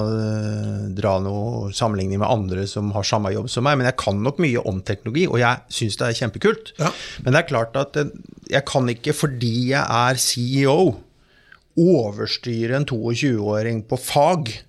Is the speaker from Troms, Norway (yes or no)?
no; Fredrikstad, Østfold, Norway; Jeg kommer fra Fredrikstad